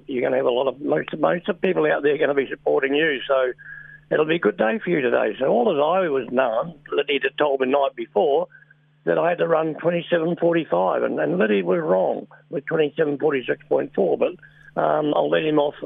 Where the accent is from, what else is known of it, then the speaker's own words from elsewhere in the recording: New Zealand; being a Kiwi